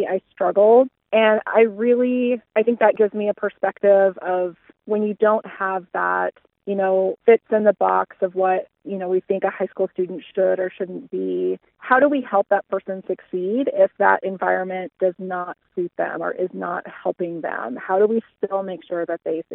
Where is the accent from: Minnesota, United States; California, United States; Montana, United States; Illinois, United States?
Montana, United States; Havre; also born or lived in Missoula, Montana / United Kingdom; I grew up in Haver and I attended the Haver School District my whole life until I graduated from Haver High School in 2002.